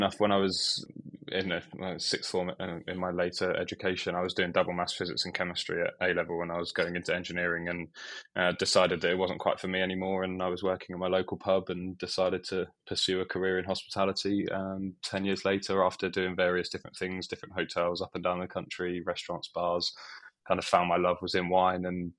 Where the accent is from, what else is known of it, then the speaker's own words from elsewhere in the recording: Bury St Edmunds, East of England, United Kingdom; Yeah, so I'm from Bury St Edmunds in not so sunny Suffolk at the moment, but we had a good summer.